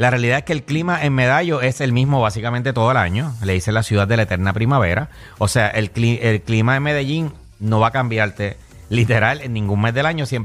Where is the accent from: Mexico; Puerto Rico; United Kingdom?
Puerto Rico; Santa Isabel, south of Puerto Rico; also born or lived in Juana Díaz, Puerto Rico; now in San Juan, Puerto Rico; yo que soy del sur, por ejemplo, que yo soy nacido y criado en Juanadía y Santa Isabel. Cuando yo me mudé a San Juan, a mí fue un poquito de choque